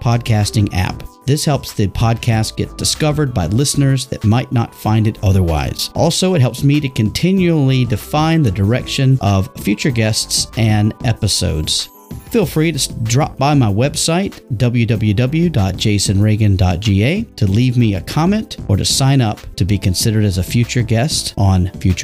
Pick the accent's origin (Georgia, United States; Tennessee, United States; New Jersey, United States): Georgia, United States; moved away as an adult; also born or lived in Beijing, China / Suzhou, China / Bermuda; I actually started my career in my home state of Georgia